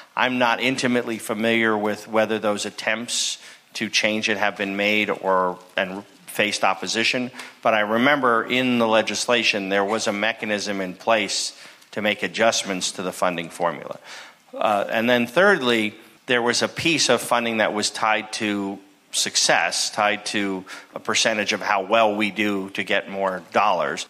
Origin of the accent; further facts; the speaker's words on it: New Jersey, United States; now in California, United States; I grew up in New Jersey, went to public schools